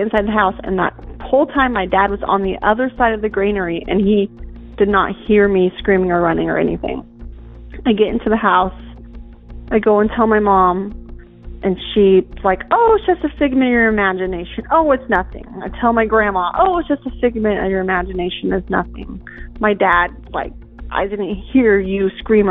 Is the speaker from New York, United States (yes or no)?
no; Hope, Kansas, United States; I am from Kansas. I grew up in Hope, Kansas, on a dairy farm out in the middle of nowhere